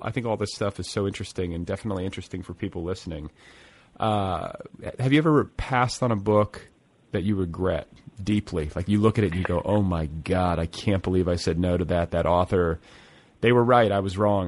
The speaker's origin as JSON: {"language": "English", "town": "Milwaukee", "region": "Wisconsin", "country": "United States", "tie": "born or raised there", "said": "I'm like the anomaly who grew up in Milwaukee just because my dad's job took him, uh, you know, took us around a little bit"}